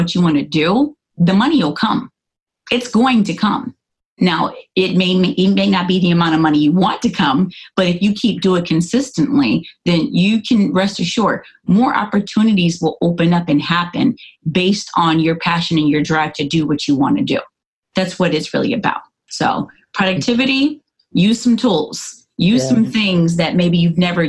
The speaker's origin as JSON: {"language": "English", "region": "California", "country": "United States", "also_born_or_lived": "Atlanta, Georgia", "moved": "as an adult", "said": "I'm originally from California"}